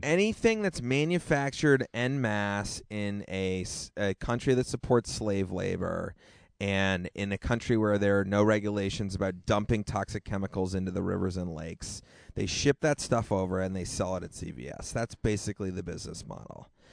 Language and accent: English; Hanover, New Hampshire, United States; moved away; I am back in my hometown